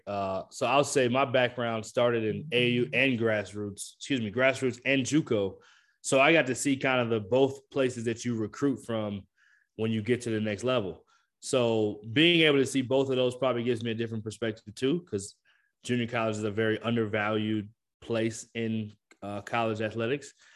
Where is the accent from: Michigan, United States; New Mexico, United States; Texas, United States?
Michigan, United States; I did grow up in Michigan, so I grew up watching the Pistons